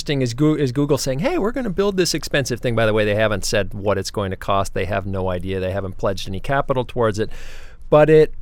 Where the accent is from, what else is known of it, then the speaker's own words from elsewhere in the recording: Minnesota, United States; moved away; I'm from Minnesota